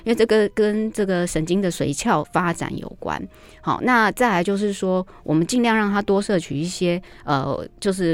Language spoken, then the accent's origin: Chinese; Taiwan; 我们台湾人